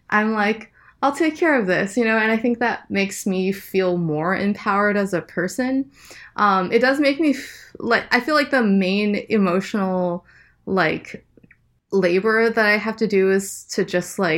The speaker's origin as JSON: {"language": "English", "region": "Nebraska", "country": "United States", "tie": "born or raised there", "also_born_or_lived": "Boston, United States / Ohio, United States", "said": "Yeah, it was. Uh, I mean, I wasn't always in Nebraska. Like, um, my my dad was in graduate school at first, so we moved from like um, like Boston to Ohio to Sou"}